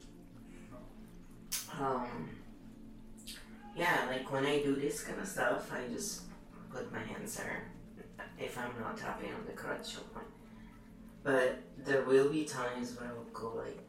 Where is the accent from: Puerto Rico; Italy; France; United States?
Italy; Italians are so mixed